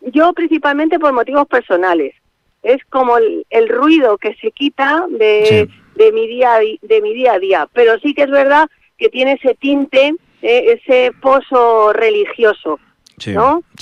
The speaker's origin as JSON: {"language": "Spanish", "town": "Madrid", "region": "Community of Madrid", "country": "Spain", "said": "nosotros somos madrileños, y en la vorágine de Madrid"}